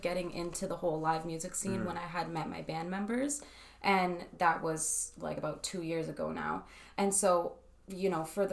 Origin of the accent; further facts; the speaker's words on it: Windsor, Ontario, Canada; I'm a musician from Windsor, Ontario. I was born and raised here